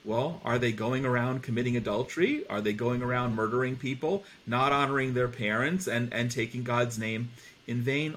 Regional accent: New Jersey, United States; I grew up in New Jersey.

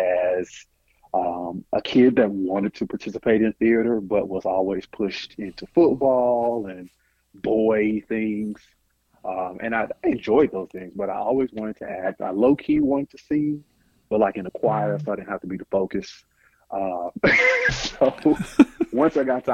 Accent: Nashville, Tennessee, United States; I'm from Nashville

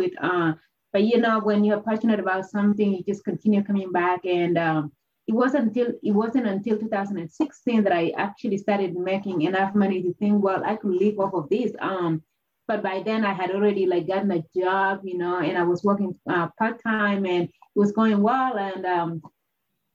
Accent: Kenya; moved away; growing up in Kenya, where a lot of people pursued running

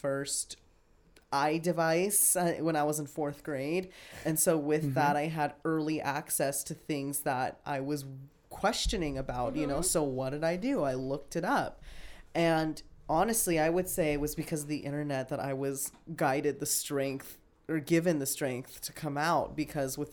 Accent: Las Vegas, Nevada, United States; I grew up in Las Vegas

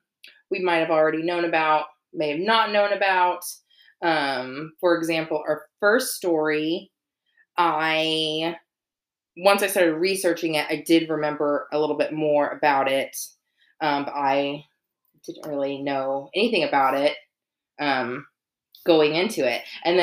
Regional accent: Dallas, Texas, United States; We are also from Dallas.

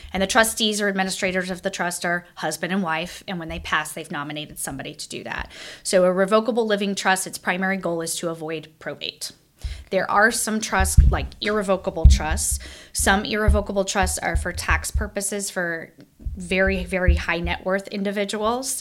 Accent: Kansas City, United States; moved away as an adult; also born or lived in Omaha, Nebraska; now in Springfield, United States; I I grew up in Kansas City. My parents are still in Kansas City

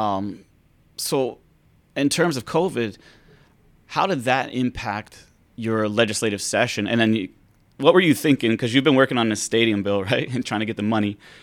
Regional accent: Pittsburgh, Pennsylvania, United States; now in Hawaii, United States; I'm from Pennsylvania, Pittsburgh

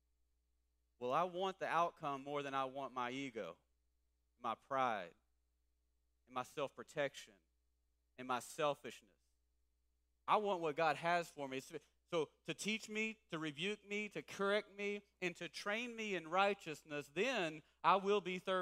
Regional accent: East Texas, United States; I'm from East Texas

